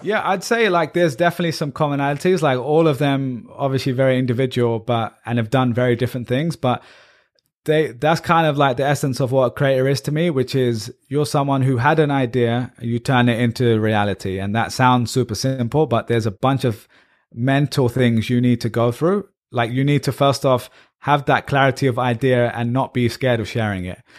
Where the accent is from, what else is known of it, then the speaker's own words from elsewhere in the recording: England, United Kingdom; moved away as an adult; also born or lived in Ireland; now in United States; I'm proudly Pakistani British